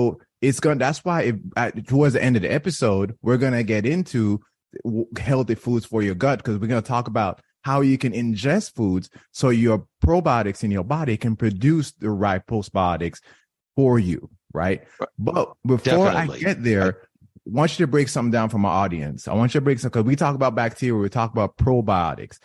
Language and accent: English; Jamaica; moved away; when I was growing up in Jamaica, I grew up in Jamaica